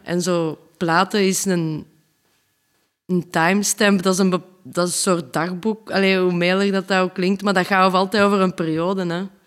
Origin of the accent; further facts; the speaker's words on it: Leuven, Flanders, Belgium; we zijn een band van België uit Leuven